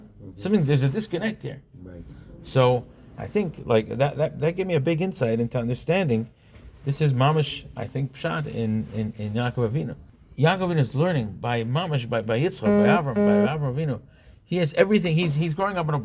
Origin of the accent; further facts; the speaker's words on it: Monsey, New York, United States; I grew up on a block in Monsey. I grew up in Monsey